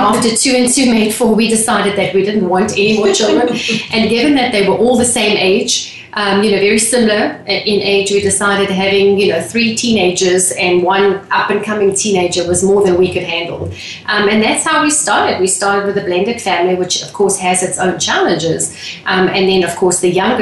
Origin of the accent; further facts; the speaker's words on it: South Africa; moved away as an adult; also born or lived in England / London; now in Texas, United States; I was born and raised in South Africa